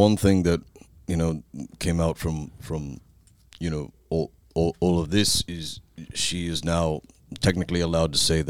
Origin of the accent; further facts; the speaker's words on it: Kentucky, United States; growing up in Kentucky